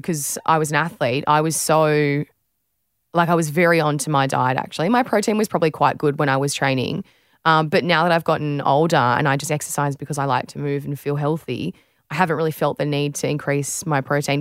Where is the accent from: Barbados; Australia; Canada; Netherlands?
Australia